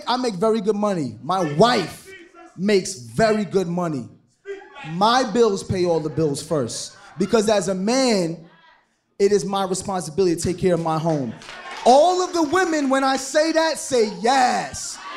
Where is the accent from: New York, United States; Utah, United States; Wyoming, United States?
New York, United States; New York City; We went to school in East New York